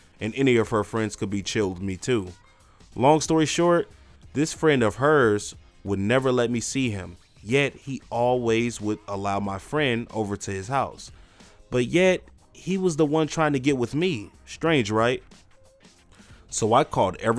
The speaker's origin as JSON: {"language": "English", "region": "Midwest", "country": "United States", "said": "I was from the Midwest."}